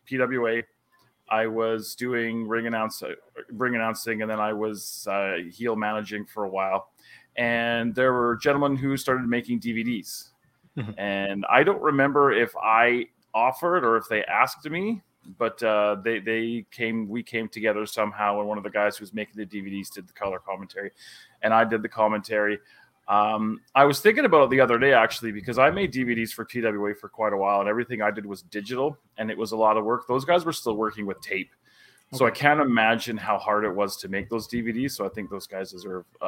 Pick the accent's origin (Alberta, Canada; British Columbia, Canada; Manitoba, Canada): Alberta, Canada; Calgary; I was born on September the 10th, 1976 at the General Hospital in Calgary, Alberta, Canada